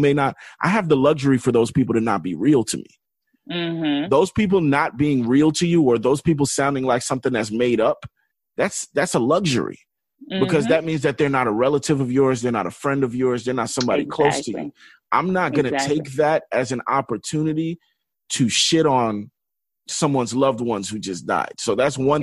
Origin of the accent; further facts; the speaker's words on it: Florida, United States; we're from Florida